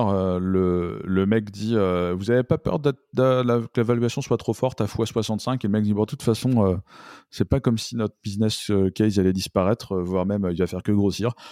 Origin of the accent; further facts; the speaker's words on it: France; c'est un anglicisme qu'on a tendance à faire assez facilement en tant que français